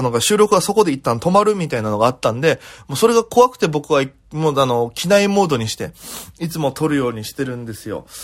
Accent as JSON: {"language": "Japanese", "region": "Okinawa", "country": "Japan", "moved": "yes", "lives_now": "Tokyo, Japan", "said": "在東京で活動しておりますピン芸人の … ですよろしくお願いいたしますこの番組は大都会東京へ口先一つで乗り込んだ沖縄芸人の一人語り"}